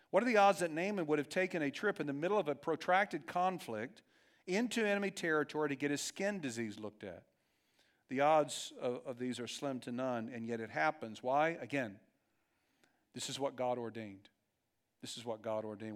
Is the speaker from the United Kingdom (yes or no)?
no; Dayton, Ohio, United States; in my neighborhood growing up in Dayton, Ohio